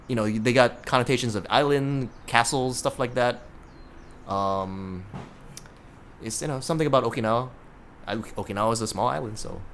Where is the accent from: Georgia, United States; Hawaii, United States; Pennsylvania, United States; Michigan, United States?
Hawaii, United States; growing up in Hawaii, you were exposed to a lot of Japanese words.